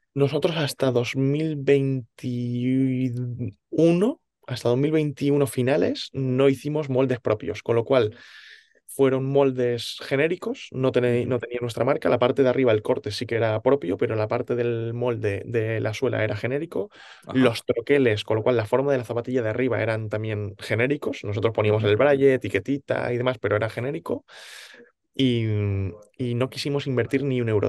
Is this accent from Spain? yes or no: yes; Alicante, Valencian Community, Spain; moved away as an adult; now in Valencia, Spain; ahora vivo en Valencia, más adelante contaré por qué, yo nací en Alicante